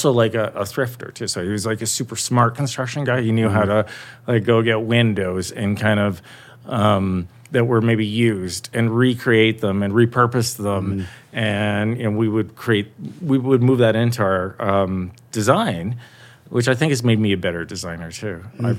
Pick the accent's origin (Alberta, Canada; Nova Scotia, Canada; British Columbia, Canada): Alberta, Canada; Calgary; I grew up in Calgary